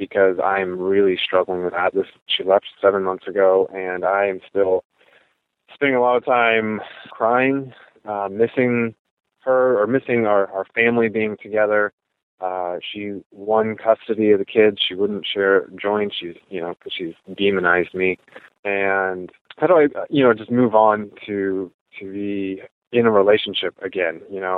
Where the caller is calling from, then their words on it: Portland, Oregon, United States; also born or lived in Midwest; I'm calling from Portland, Oregon.